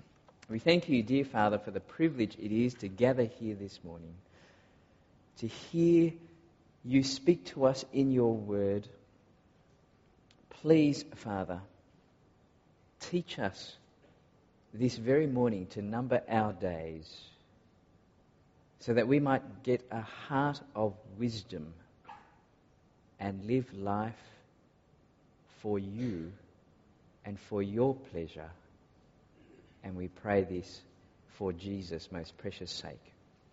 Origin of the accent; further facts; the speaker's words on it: Singapore; accent: varies; also born or lived in Malaysia / Australia; I was born in Malaysia and I grew up in Singapore before doing some more growing up in Australia, and so my accent is very different depending on who I speak to.